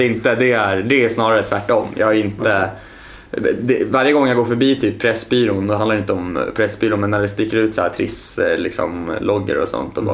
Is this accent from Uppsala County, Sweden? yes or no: yes; Östhammar, Uppsala County, Sweden; moved away as an adult; now in Stockholm, Sweden; jag är uppvuxen i Östhammar